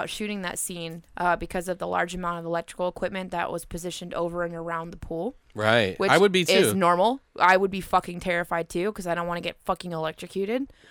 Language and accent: English; California, United States; never a thing because I'm from California